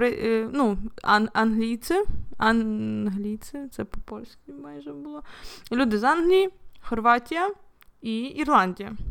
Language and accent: Ukrainian; Volyn Oblast, Ukraine; я сама з Волині, і коли якийсь поляк чує, що я з Волині